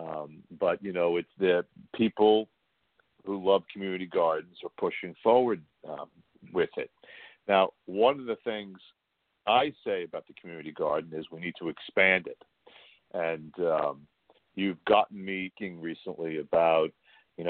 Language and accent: English; Waldwick, New Jersey, United States; We grew up in a in Waldwick, you know, with my parents and my siblings